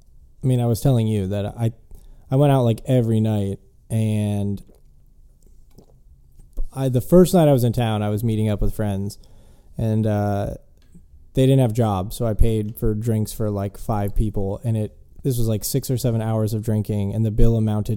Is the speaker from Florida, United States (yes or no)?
yes; Florida, United States; born there; people that are like, I was born in Florida, but I don't, there's no, you know, identity that you have that relates to the state itself.